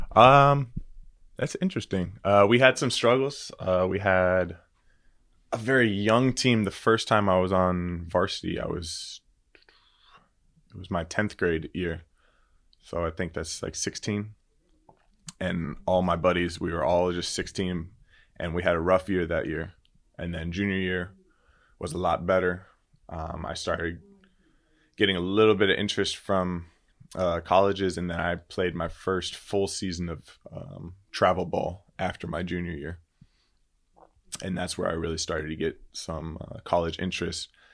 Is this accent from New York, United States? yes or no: no; Pompano Beach, Florida, United States; moved away as an adult; also born or lived in Latvia / Germany; I grew up in uh, Pompano Beach, Florida